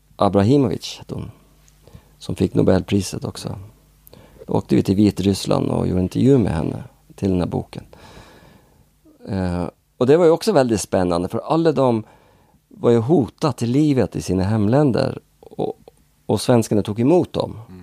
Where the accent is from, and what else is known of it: Northern Norway, Norway; born or raised there; accent: Norwegian; Swedish is a second language; now in Sweden